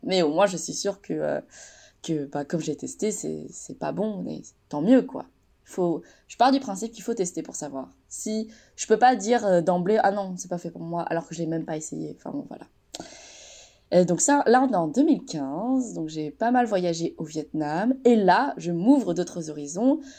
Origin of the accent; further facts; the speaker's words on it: France; j'ai grandi en France